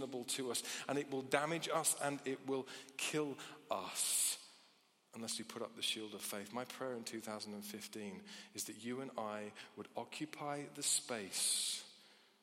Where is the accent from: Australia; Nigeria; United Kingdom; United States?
United Kingdom; as British people